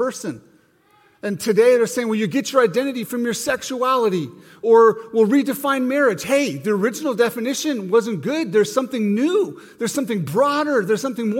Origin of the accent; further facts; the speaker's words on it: Montana, United States; Growing up in Montana, you know, it's a pretty conservative state